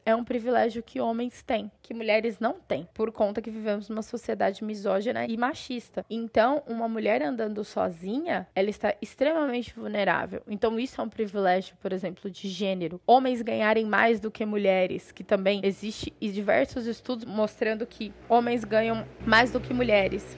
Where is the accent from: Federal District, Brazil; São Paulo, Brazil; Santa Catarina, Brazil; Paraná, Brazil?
São Paulo, Brazil; moved away as an adult; now in Mato Grosso, Brazil; eu sou de São Paulo, morei a minha vida inteira na cidade de São Paulo